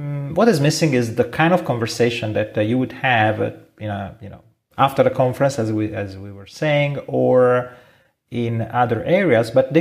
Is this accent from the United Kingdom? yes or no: no; Italy; accent: Italian; English is a second language; we are from Italy, yes. And we have an accent we cannot hide